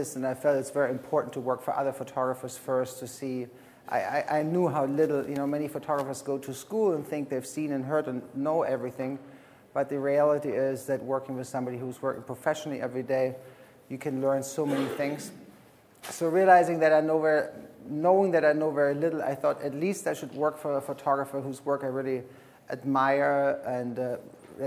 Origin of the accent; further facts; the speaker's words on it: Frankfurt, Hesse, Germany; moved away as an adult; also born or lived in Berlin; I'm born in Germany. I grew up in Frankfurt